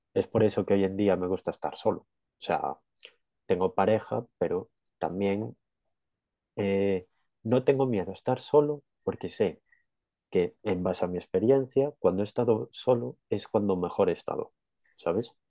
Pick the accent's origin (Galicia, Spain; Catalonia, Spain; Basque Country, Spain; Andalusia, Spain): Galicia, Spain; Yo soy de Galicia